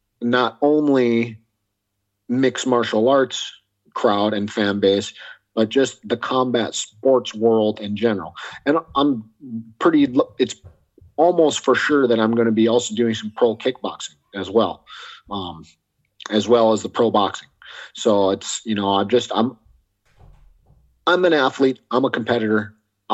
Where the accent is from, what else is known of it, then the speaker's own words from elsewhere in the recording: United States; I was born in the States, grew up in the States, but ethnically I'm half Korean